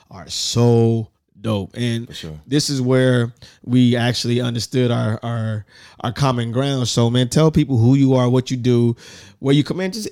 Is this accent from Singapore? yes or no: no; Richmond, California, United States; I'm from Richmond, California.